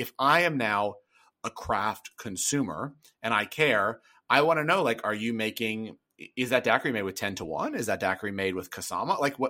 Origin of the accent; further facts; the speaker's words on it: the South, United States; Yeah, man, I'm from the South.